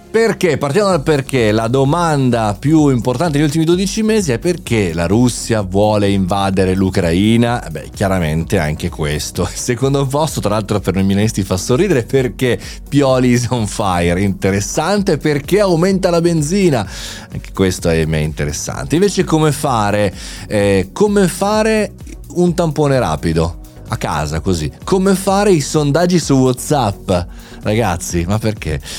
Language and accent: Italian; Italy; noi italiani